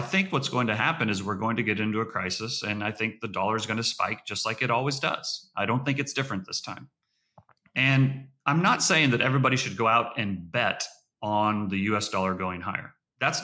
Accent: United States

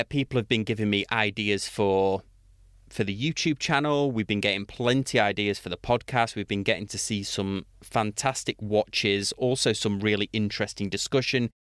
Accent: United Kingdom; being British

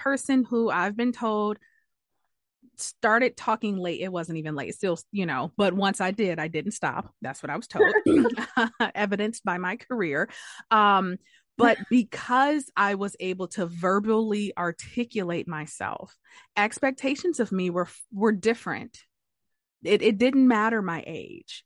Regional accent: Detroit, Michigan, United States; I'm from Detroit

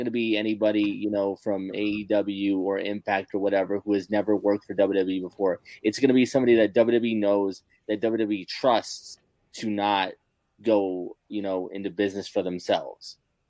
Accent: Ireland; Yeah. Because I'm Irish, isn't it?

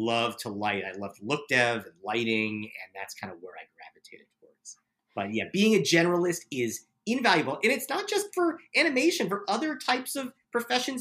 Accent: New York, United States; moved away; I'm from New York.

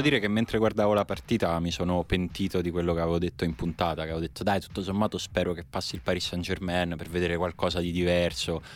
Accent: Rome, Lazio, Italy; da romano e romanista

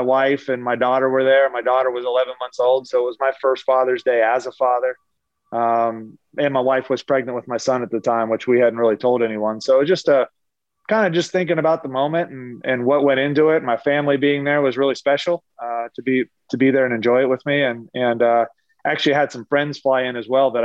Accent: Lancaster, Pennsylvania, United States; also born or lived in Pittsburgh, Pennsylvania; my mom and dad are from Pittsburgh. We lived there till I was 7, but I grew up in Eastern Pennsylvania in Lancaster

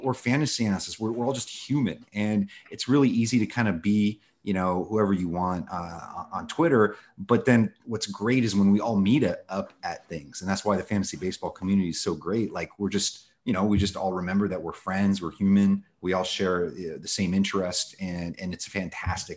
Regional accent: Los Angeles, California, United States; born or raised there; also born or lived in Moscow, Russia

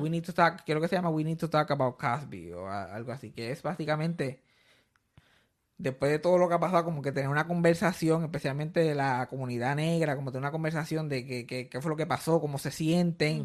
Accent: Puerto Rico; yo soy puertorriqueño

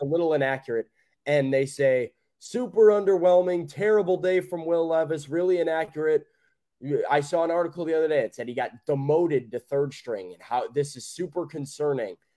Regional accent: Chicago, Illinois, United States; moved away; Chicago, from my hometown

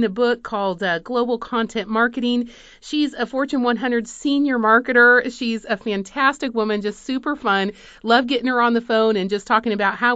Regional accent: Madrid, Community of Madrid, Spain; moved away; I grew up in Spain, in Madrid

